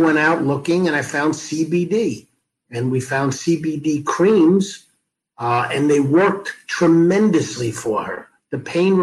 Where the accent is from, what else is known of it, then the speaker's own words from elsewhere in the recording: Levittown, New York, United States; I was the son of a mailman, Levittown, New York